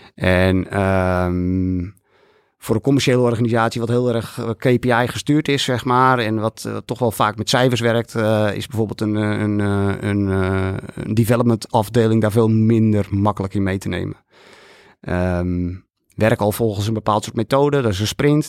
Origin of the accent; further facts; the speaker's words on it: Netherlands; wij zijn Nederlanders